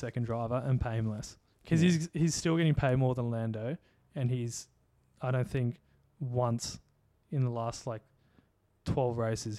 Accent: Australia; As an Aussie

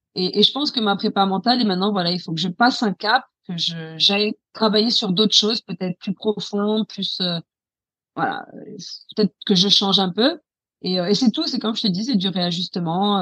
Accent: France; moved away as an adult; also born or lived in Paris; now in England, United Kingdom; moi, je suis française

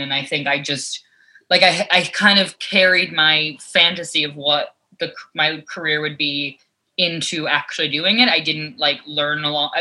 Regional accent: New York, United States; growing up in New York, like being on the subway, I was exposed to so many different types of characters

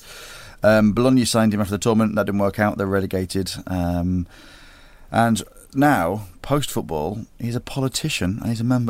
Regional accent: Grimsby, Yorkshire and the Humber, United Kingdom; it was like exactly what growing up in Grimsby was like.

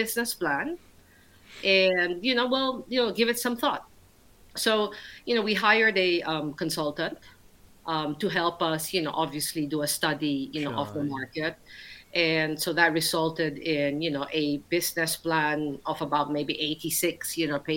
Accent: Philippines; moved away as an adult; also born or lived in Manila / New York / Milan; now in London, United Kingdom; growing up in the Philippines

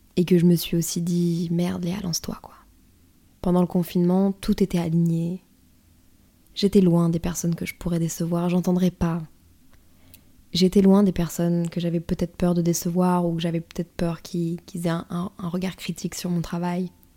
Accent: northern France, France; je viens du nord de la France.

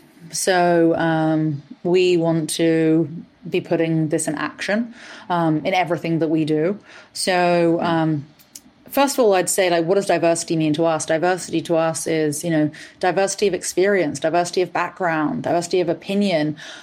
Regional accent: England, United Kingdom; accent: mishmash of American, Australian, and English; now in United States; You are absolutely right that I am originally from England. My father is actually Australian and has been an entrepreneur since he was about 16 years old. He moved to England and I grew up there, but I've actually been in the US now for 10 years.

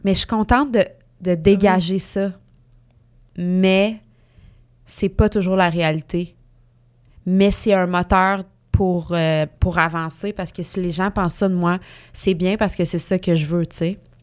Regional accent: Mauricie, Quebec, Canada; moved away as an adult; on vient de la, de la Mauricie toutes les deux

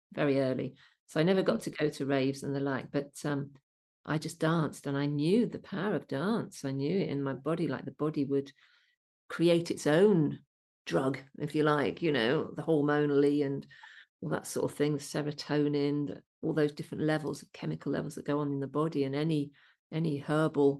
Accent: Birmingham, West Midlands, United Kingdom; accent: Brummie; also born or lived in Solihull / Worcestershire; I grew up in the Midlands

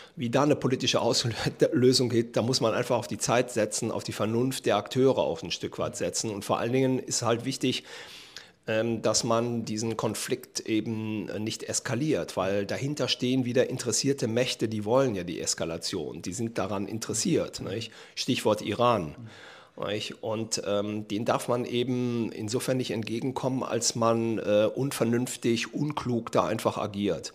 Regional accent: Germany; als Deutsche

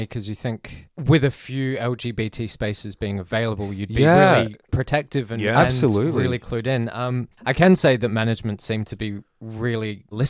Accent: Adelaide, South Australia, Australia; No, I'm from Adelaide.

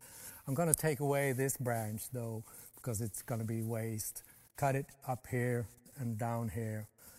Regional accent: Sweden; I'm from Sweden.

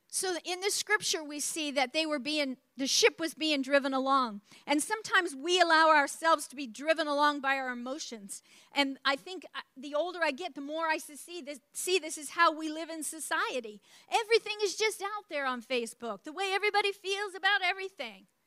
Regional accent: New Brunswick, Canada; I grew up in New Brunswick, Canada, the East Coast, and that's up borders on the state of Maine

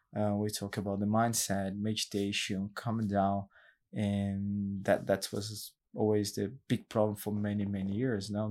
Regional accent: São Paulo, Brazil; English is a second language; now in Gold Coast, Australia; the suburbs in Brazil, in São Paulo, it's a big city

